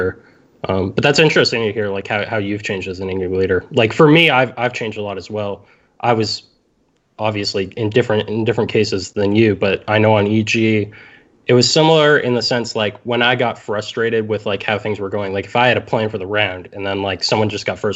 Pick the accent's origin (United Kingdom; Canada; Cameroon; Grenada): Canada; I'm Canadian